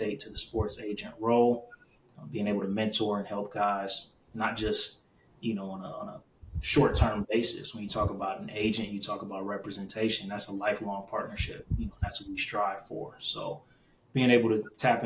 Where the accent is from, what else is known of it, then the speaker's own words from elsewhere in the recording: Cleveland, Ohio, United States; born and raised in Cleveland, Ohio